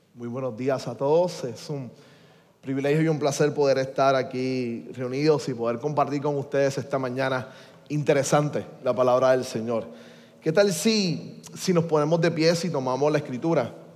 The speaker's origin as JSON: {"language": "Spanish", "country": "Puerto Rico", "said": "seguimos siendo iguales los puertorriqueños"}